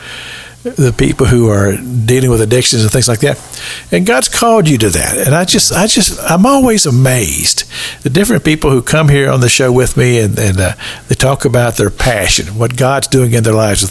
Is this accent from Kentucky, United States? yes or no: yes; Kentucky, United States; moved away; I'm from Kentucky